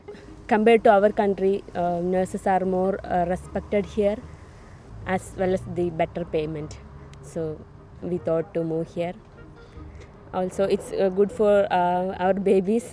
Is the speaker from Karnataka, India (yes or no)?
no; Kerala, India; moved away as an adult; now in Scotland; I am from India, south part of India. It's Kerala